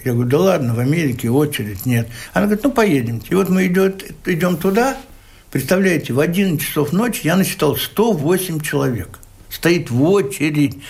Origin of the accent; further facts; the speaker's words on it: Bashkortostan, Russia; я же родился в Башкирии